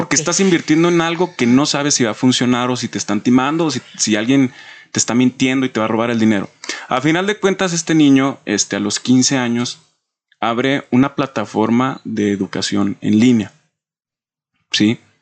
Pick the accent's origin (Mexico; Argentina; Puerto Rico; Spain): Mexico; tenemos como mexicanos